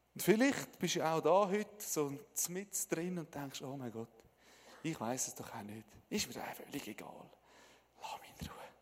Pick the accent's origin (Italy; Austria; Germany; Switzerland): Switzerland; Ich bin ein Schweizer